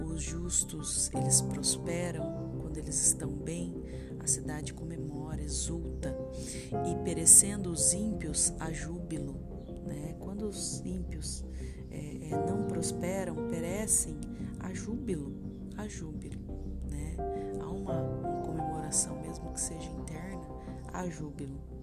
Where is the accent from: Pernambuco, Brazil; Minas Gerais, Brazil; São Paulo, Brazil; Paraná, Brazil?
Paraná, Brazil; interior of; also born or lived in Triple Frontier; eu sou daqui do interior do Paraná